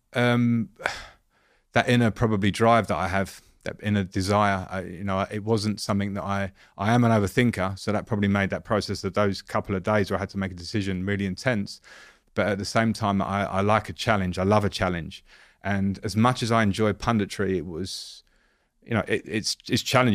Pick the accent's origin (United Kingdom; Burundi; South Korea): United Kingdom; England; as an English ex-player